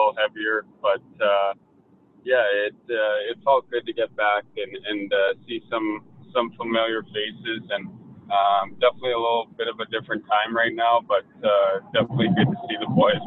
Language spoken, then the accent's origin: English; Toronto, Ontario, Canada; moved away; as an Ontario kid and growing up in Toronto